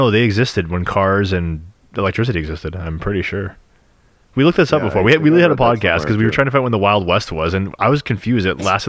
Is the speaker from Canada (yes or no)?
yes; Canada; nah, we're Canadian.